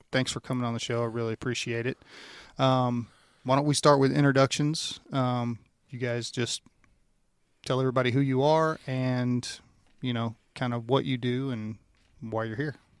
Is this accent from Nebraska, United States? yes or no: no; Louisiana, United States; moved away; I grew up in Louisiana